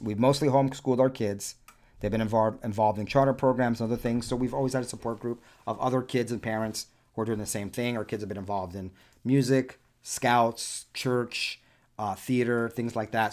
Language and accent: English; New York City, New York, United States; first language Spanish; English is a second language; moved away; Born and raised primarily the first half of my childhood in and around Spanish Harlem, New York City